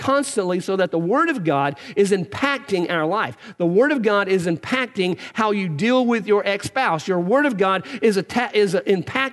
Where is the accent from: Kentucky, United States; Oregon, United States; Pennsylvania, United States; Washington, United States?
Kentucky, United States; Eastern; I grew up in Eastern Kentucky